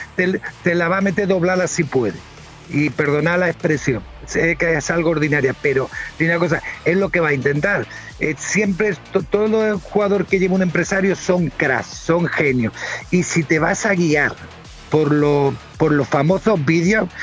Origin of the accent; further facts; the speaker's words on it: Barbate, Andalusia, Spain; moved away as an adult; also born or lived in La Paz, Bolivia; Estoy en una provincia que se llama Cádiz, que estamos frente a las costas de África, es decir, de la orilla de, la playa de mi pueblo hay unos 18 kilómetros a la orilla de, Marruecos.